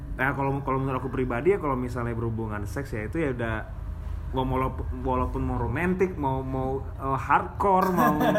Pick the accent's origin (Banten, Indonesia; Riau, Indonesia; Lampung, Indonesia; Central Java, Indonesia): Riau, Indonesia; Pekanbaru; moved away as an adult; now in Yogyakarta, Indonesia; asal saya dari Pekanbaru saya kuliah di Jogja